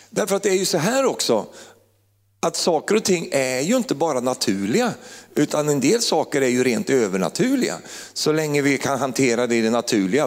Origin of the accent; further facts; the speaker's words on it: Finnerödja, Örebro County, Sweden; moved away as an adult; also born or lived in Uppsala; lilla Finnerödja där jag kommer ifrån